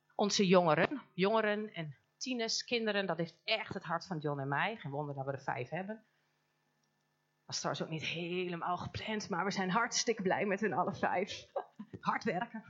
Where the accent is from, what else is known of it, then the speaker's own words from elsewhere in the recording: Almelo, Overijssel, Netherlands; Wij komen helemaal uit Almelo, uit het mooie oosten